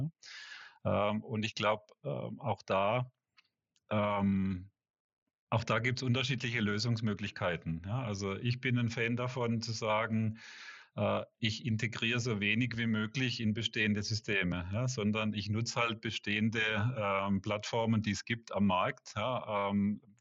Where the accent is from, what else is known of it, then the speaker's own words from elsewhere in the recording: Switzerland; ich glaube weniger so Pharma, äh, wie, wie bei uns in der Schweiz, so die Großen